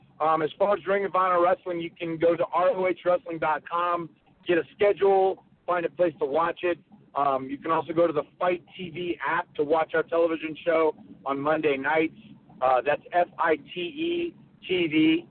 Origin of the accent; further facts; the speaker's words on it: North Carolina, United States; I grew up in North Carolina. I got a chance to watch Ric Flair and Roddy Piper and Dusty Rhodes in the Mid-Atlantic territories.